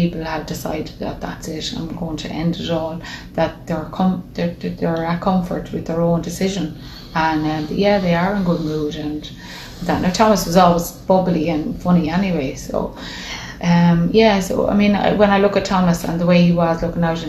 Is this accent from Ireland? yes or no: yes; Dublin, Leinster, Ireland; moved away; We're from Dublin originally